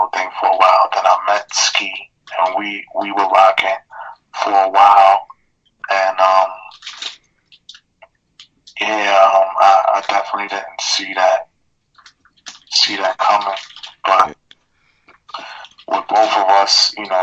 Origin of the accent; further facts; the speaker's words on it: New York City, New York, United States; Growing up in the Bronx, it was hard to not be influenced by the culture